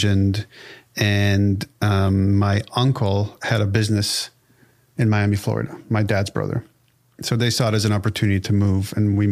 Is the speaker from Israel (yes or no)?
yes; Israel; English is a second language; now in United States